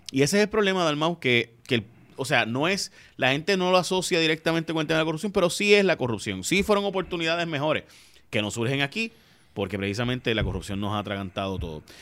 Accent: Puerto Rico; Puerto Rico no es un estado, sino que somos un territorio

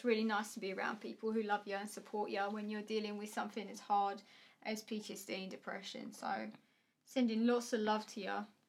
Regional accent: Essex, East of England, United Kingdom; accent: Essex; People think I'm stupid because of my Essex accent.

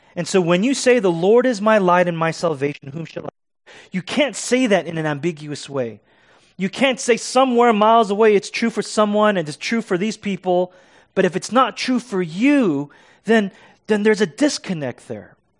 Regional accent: United States; As American Christians

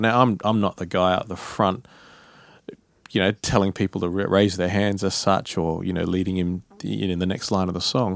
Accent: Perth, Western Australia, Australia; moved away as an adult; now in Sydney, Australia; I come from Perth

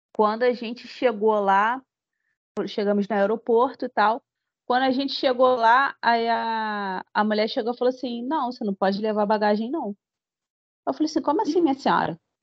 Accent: Brazil; sou brasileira

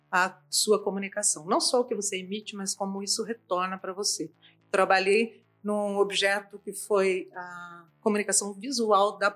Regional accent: Campinas, São Paulo, Brazil; tenho uma vida ligada à agência de publicidade e propaganda, eu vim de Campinas para cá, e também na área acadêmica.

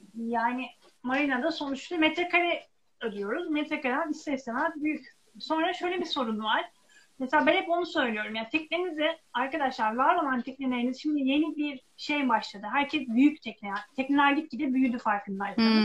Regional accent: Çarşamba, Samsun, Turkey; moved away; Ben Karadenizliyim, Samsun Çarşambalıyım.

